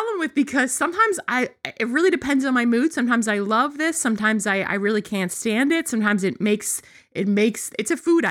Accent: Long Island, New York, United States; I grew up on Long Island

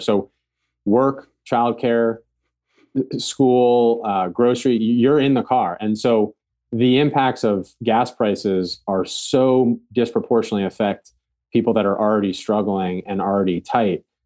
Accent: Ulster County, New York, United States; growing up in Ulster County, it was, like, Republican

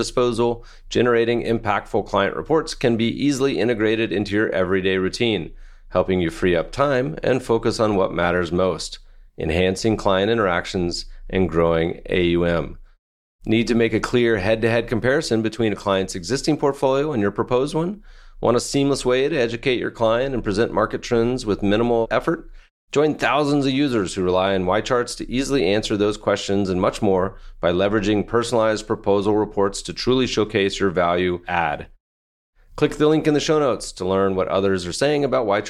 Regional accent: North Carolina, United States; I was a Cavalier, but I grew up in North Carolina

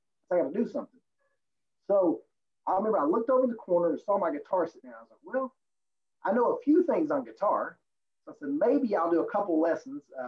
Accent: Virginia, United States; now in Raleigh, United States; I was born in West Virginia, but grew up in Virginia

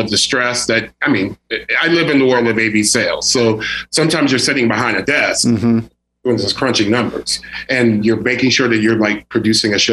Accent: Jamaica; me being a Jamaican man

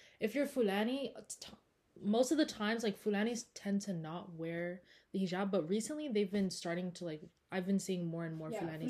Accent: California, United States; that was just me growing up in Orange County.

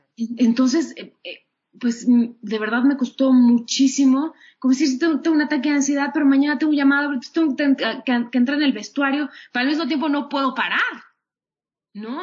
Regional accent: Mexico City, Mexico; todo el tiempo he vivido aquí en la Ciudad de México

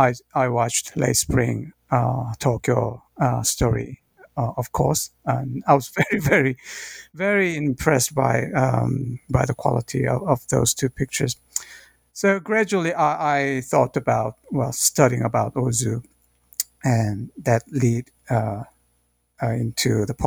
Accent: South Korea; moved away as an adult; also born or lived in United Kingdom / United States; now in Nagoya, Japan; I'm originally from South Korea, but now I'm working in Nagoya University in Japan. I've been researching here since 2013, so about more than 7 years now.

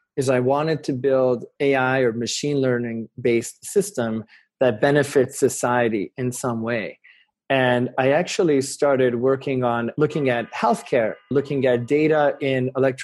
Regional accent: Hungary; English is a second language; now in United States; we came from Hungary, which was a, you know, post-Soviet country where they didn't have consumer education nearly as much as in the US.

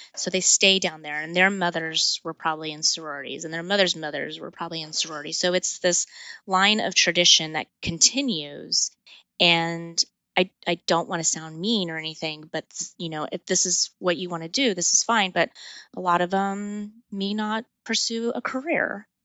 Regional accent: El Paso, Texas, United States; I grew up in El Paso, Texas on the border.

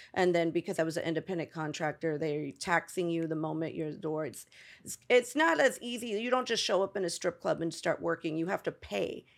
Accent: Tampa, Florida, United States; moved away; also born or lived in Bronx, New York / Los Angeles; I grew up in, uh, Tampa, Florida.

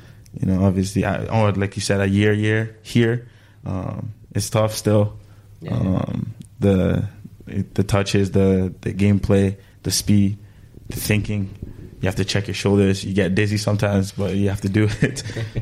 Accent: Canada; And plus, I have to pick him because I'm from Canada.

